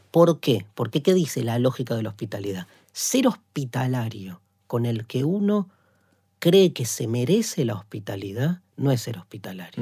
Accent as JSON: {"language": "Spanish", "country": "Argentina", "said": "nuestro país"}